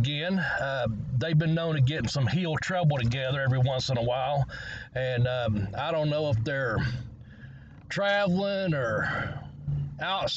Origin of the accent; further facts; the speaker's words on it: Ashland, Kentucky, United States; also born or lived in Maryland; back where I grew up at, actually, once I moved back here to Kentucky from Maryland.